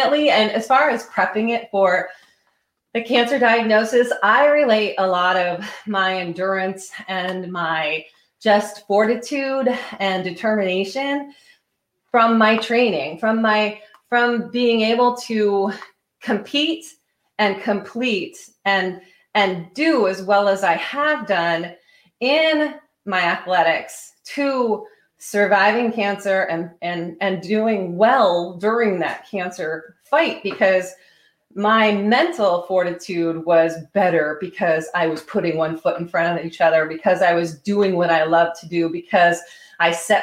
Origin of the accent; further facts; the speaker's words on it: Vermont, United States; because I grew up in Vermont